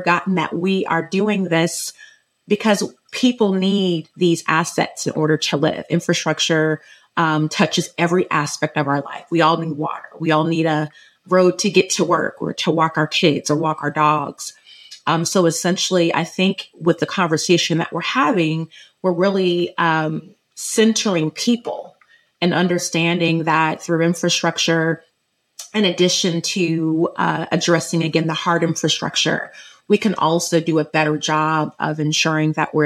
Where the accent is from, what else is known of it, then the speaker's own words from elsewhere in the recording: Orange County, Southern California, United States; I'm from Southern California, grew up in Orange County